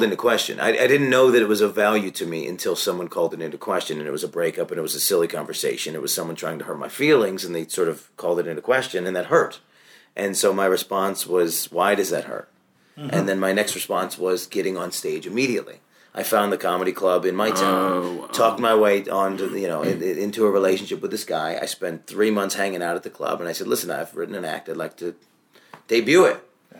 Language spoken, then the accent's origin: English; Syracuse, New York, United States; Syracuse, New York.